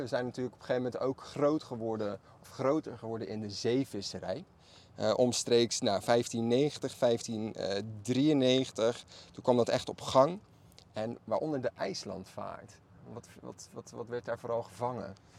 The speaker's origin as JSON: {"language": "Dutch", "town": "Maassluis", "region": "South Holland", "country": "Netherlands", "tie": "born or raised there", "said": "Allebei zijn wij geboren en getogen in Masluis"}